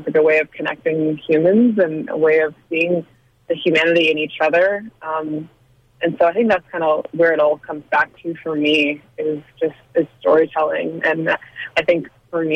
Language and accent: English; United States; my experience as a woman of color growing up in America